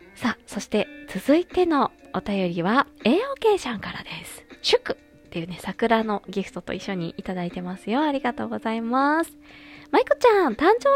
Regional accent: Fukuoka, Japan; moved away; 地元博多へ、旅立ちます

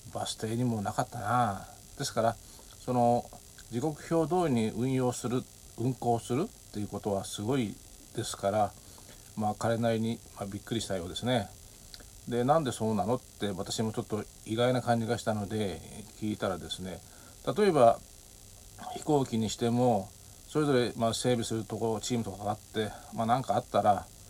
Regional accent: Japan; moved away as an adult; 日本に帰ってきて

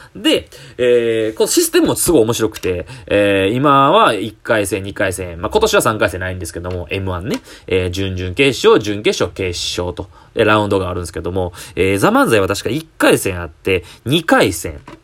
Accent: Kyoto, Japan; 僕地元京都なんですよ

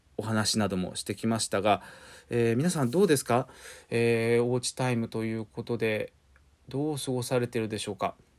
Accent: Yokohama, Kanagawa, Japan; 横浜生まれ、横浜育ち、横浜在住の俳優です

